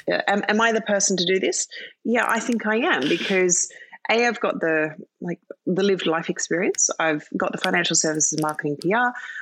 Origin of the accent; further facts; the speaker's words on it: London, United Kingdom; born there; also born or lived in Philippines / Australia; So I was born in London. And spent, I think, 4 years there, and then spent 4 years in the Philippines, and then moved to Australia.